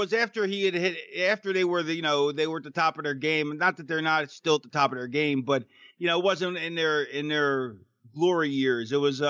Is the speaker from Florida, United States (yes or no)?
yes; Florida, United States; I was from Florida, so I grew up in Florida, so we were Dolphins fans.